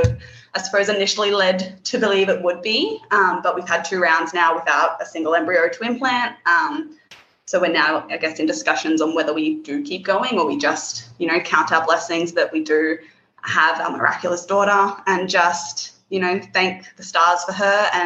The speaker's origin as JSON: {"language": "English", "town": "Darwin", "region": "Northern Territory", "country": "Australia", "said": "From Darwin, to the very top end of Australia."}